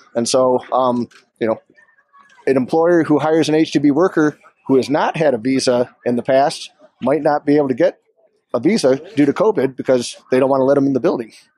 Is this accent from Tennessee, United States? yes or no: no; Ann Arbor, Michigan, United States; also born or lived in Vail Valley, Colorado; now in Vail, United States; I'm an immigration lawyer, originally from Ann Arbor, Michigan. Been in the Valley here since 2003